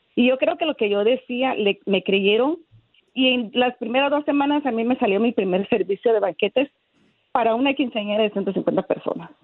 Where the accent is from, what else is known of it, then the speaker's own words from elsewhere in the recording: Guatemala; now in Dallas, United States; Soy guatemalteca